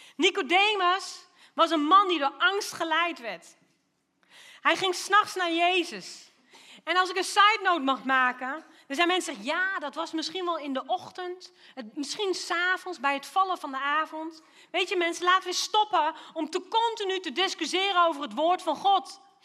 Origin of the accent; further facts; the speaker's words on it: Lochem, Gelderland, Netherlands; now in Doetinchem, Netherlands; ik ben wel opgegroeid in Lochem